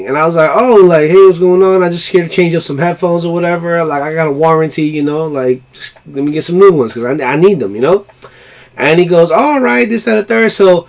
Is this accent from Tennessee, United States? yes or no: no; New York, United States; And as a New Yorker, I know we always get a bad rap about, oh, you know, we're tough, we're gritty